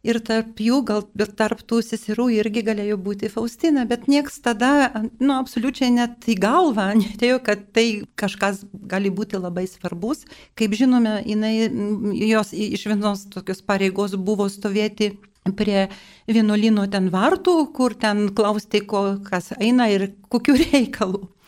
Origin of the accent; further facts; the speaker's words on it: Vilnius, Vilnius County, Lithuania; aš gimiau Vilniuje ir mano vaikystė praėjo netoli tos vietos, kur gyveno irgi šventoji Faustina.